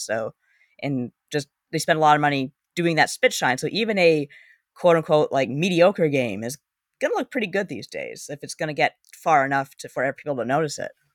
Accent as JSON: {"language": "English", "country": "Canada"}